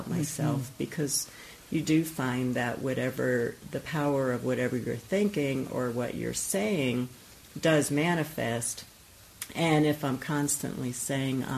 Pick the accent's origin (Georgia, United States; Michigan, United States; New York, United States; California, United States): New York, United States; I grew up in New York